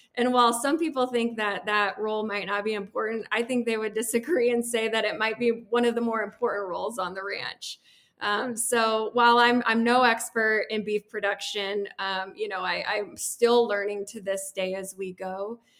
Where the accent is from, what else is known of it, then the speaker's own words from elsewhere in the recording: Peoria, Illinois, United States; moved away as an adult; also born or lived in San Antonio, Texas; now in Grand Junction, United States; I make my life here in Grand Junction, Colorado, although I was born and raised in Peoria, Illinois